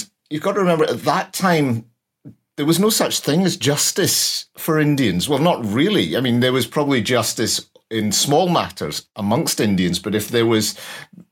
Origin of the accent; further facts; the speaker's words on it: Glasgow, Scotland, United Kingdom; I'm from Glasgow